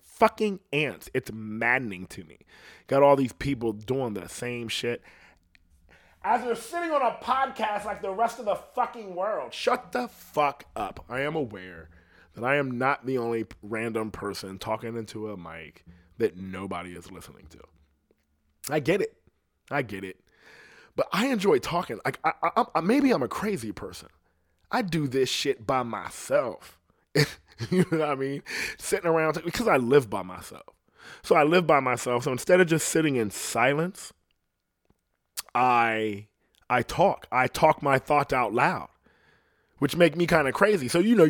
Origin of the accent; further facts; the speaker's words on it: Ohio, United States; And I'm like, I'm from Ohio. And I'm like, people from Ohio don't talk like that.